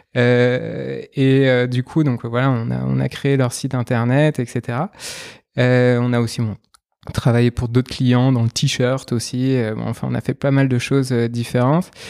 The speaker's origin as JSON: {"language": "French", "town": "Nantes", "region": "Pays de la Loire", "country": "France", "tie": "born or raised there", "said": "je suis originaire de Nantes"}